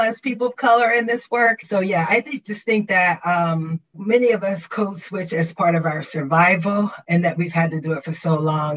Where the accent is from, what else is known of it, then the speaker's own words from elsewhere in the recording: Trenton, New Jersey, United States; also born or lived in South Carolina; I'm from Trenton, New Jersey, by way of South Carolina.